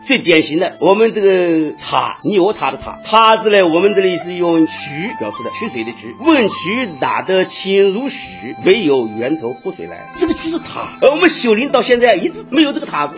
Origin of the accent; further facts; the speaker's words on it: Huizhou, Anhui, China; accent: Huizhou dialect; 我们原先的徽州方言